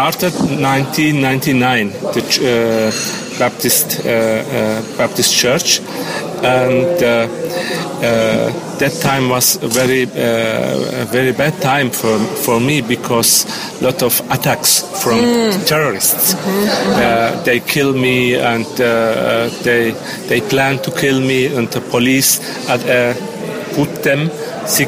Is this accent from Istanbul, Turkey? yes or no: no; near Ephesus, İzmir, Turkey; English is a second language; moved away as an adult; also born or lived in Germany; I born near Ephesus